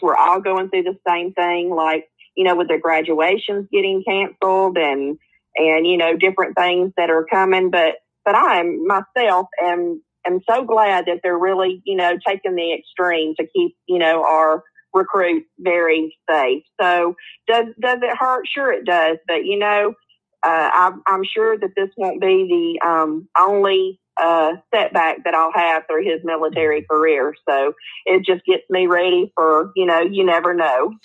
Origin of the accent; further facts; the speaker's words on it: Hueytown, Alabama, United States; It is right off of Birmingham, Alabama. So that's where I usually say that I'm from because when I say Hueytown